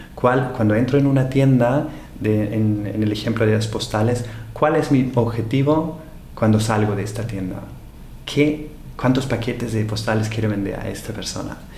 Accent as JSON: {"language": "Spanish", "country": "Austria", "second_language": "Spanish", "moved": "as an adult", "lives_now": "Barcelona, Spain", "said": "en Austria, de donde soy"}